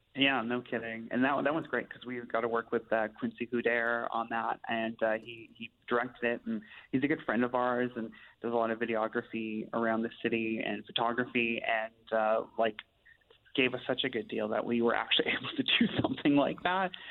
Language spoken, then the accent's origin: English; Steinbach, Manitoba, Canada; now in Winnipeg, Canada; I grew up in Steinbach, but live here in Winnipeg too now.